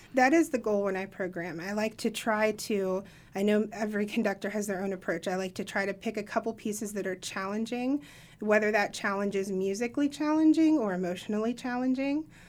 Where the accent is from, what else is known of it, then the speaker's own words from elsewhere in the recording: Appalachia, United States; I'm an Appalachian myself